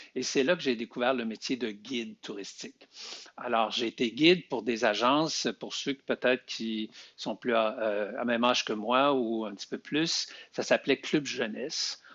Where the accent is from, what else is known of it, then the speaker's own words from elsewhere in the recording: Beauce, Quebec, Canada; moved away as an adult; now in Montreal, Canada; je suis natif de la Beauce